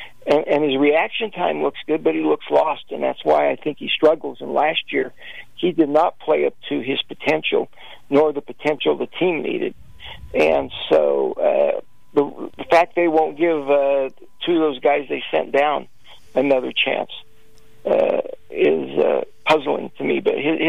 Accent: Las Vegas, Nevada, United States; I'm from Vegas.

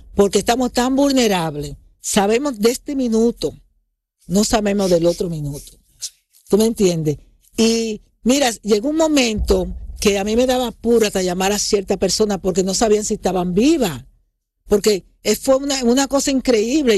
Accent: Dominican Republic; moved away; todo lo de mi infancia en República Dominicana

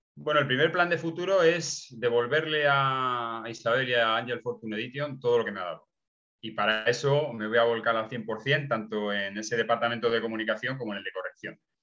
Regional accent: Nava del Barco, Castile and León, Spain; mi pueblo, en Ava del Barco, en Ávila

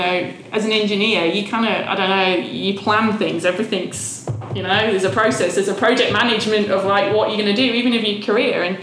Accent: England, United Kingdom; moved away as an adult; also born or lived in Melbourne, Australia; now in Brisbane, Australia; I'm English, which a lot of people around here are

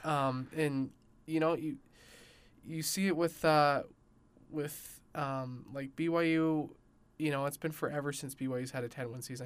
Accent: Utah, United States; I grew up in Utah County

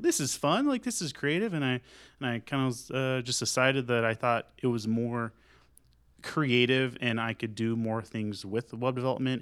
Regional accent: Sanger, Texas, United States; also born or lived in San Leandro, California / Louisville; now in Denton, United States; we actually moved to Bolivar, and I grew up in Sanger

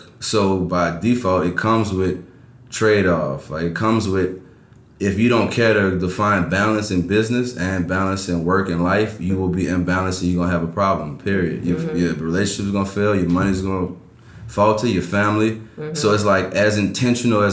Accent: New Orleans, Louisiana, United States; I'm from New Orleans

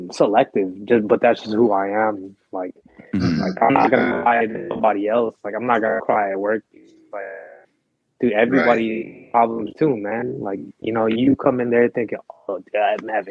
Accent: Philippines; now in United States; I was born in the Philippines

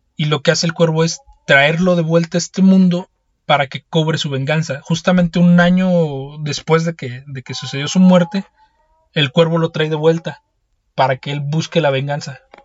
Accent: Mexico; yo que soy mexicano

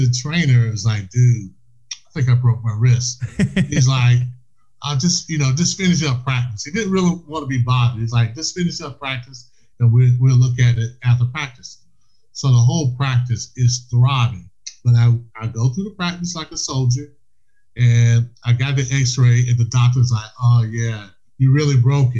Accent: South Carolina, United States; I was from South Carolina

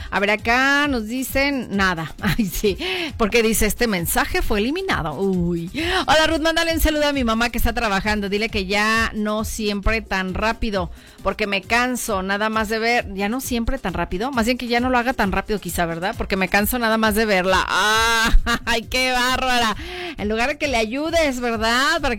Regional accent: Comanja de Corona, Jalisco, Mexico; soy también de Comanja de Corona.

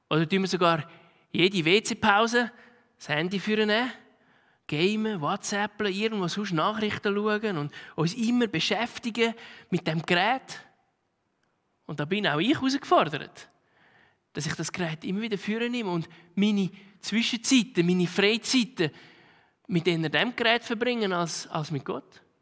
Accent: Switzerland; Tun wir unsere Zeit als Schweizer voll beschäftigt vom einen zum anderen rennen

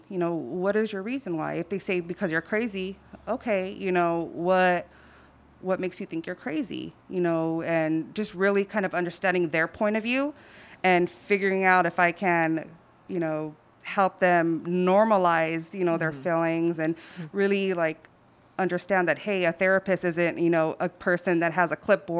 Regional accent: Southeast, United States; Like, I can relate. I'm from the Southeast, you know, like, like, what's going on?

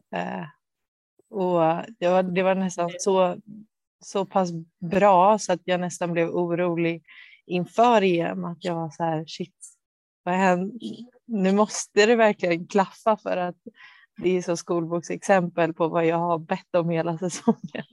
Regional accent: Bo, outside Stockholm, Stockholm County, Sweden; also born or lived in Motala; jag är uppvuxen utanför Stockholm, eh, i Bo

